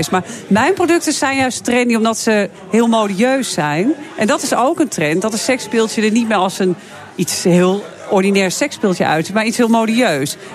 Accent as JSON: {"language": "Dutch", "region": "Friesland", "country": "Netherlands", "lives_now": "Amsterdam, Netherlands", "said": "Ja, ik ben Fries. Mijn fries is helemaal Fries. Maar ik woon nu in Amsterdam."}